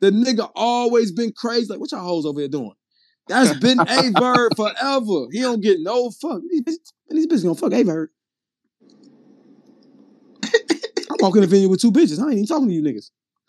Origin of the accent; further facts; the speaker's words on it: Midwest, United States; I'm from the Midwest.